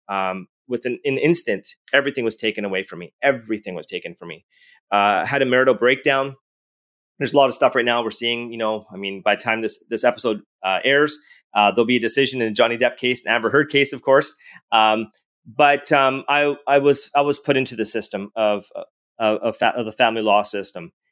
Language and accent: English; Edmonton, Alberta, Canada; I was born and raised in Edmonton, Alberta.